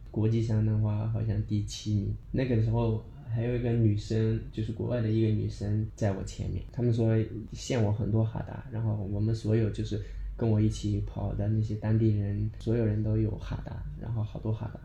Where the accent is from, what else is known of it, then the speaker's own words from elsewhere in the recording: Daocheng, Sichuan, China; 来自，呃，四川省道城县，然后我们老家其实，呃，大部分都是在，就是，在山区嘛